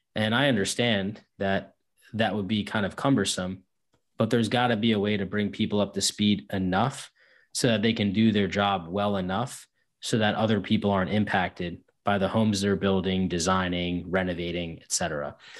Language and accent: English; Northeast, United States; I'm from the Northeast